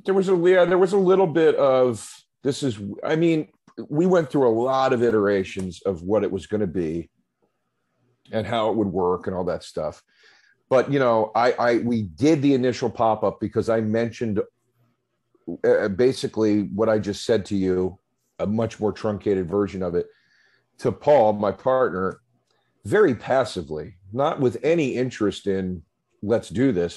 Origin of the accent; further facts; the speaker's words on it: Philadelphia, Pennsylvania, United States; moved away; growing up on the East Coast in the Philadelphia area